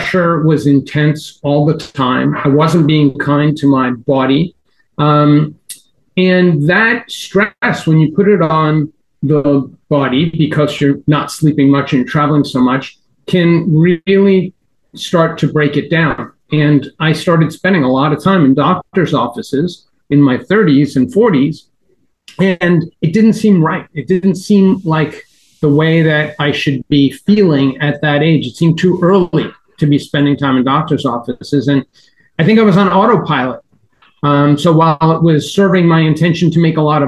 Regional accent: New York, United States; now in Miami, United States; I grew up in New York

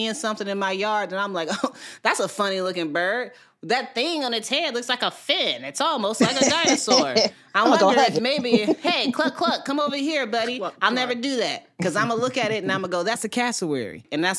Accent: Midwest, United States; geese are not on my bird list because I grew up in the Midwest.

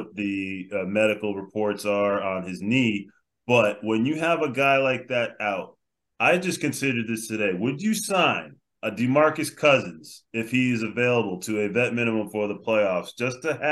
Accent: Connecticut, United States; UConn, my home state

